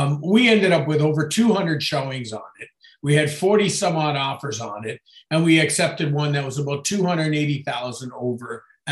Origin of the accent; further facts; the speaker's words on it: Niagara, Ontario, Canada; me being born and raised in Niagara